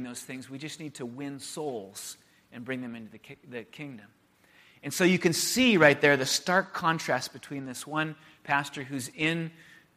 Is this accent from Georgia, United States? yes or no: no; San Diego, California, United States; moved away as an adult; also born or lived in Santa Barbara / Chicago; I moved from San Diego to Santa Barbara to go to school, and then to Chicago in the north suburbs of Chicago to go to seminary.